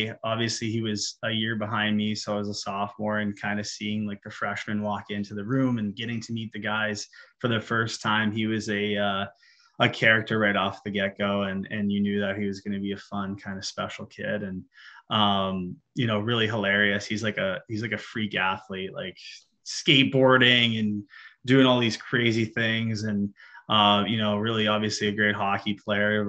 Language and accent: English; Erie, Pennsylvania, United States; moved away as an adult; now in Maryland, United States; I'm from Erie, Pennsylvania, grew up in a hockey rich environment.